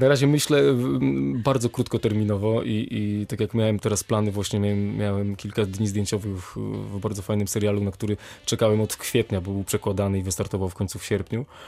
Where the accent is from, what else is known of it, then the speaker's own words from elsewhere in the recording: Warsaw, Masovian Voivodeship, Poland; moved away as an adult; also born or lived in Kraków; now in Wrocław, Poland; wychowałem się w Warszawie